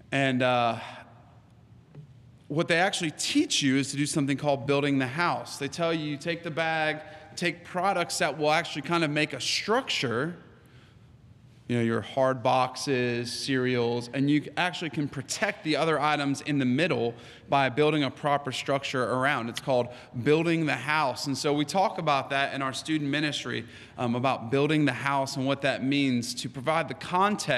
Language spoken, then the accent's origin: English; United States; I am American